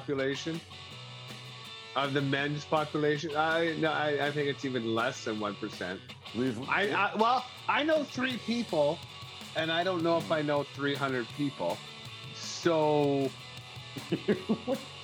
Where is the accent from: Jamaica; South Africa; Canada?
Canada; we love being Canadian citizens here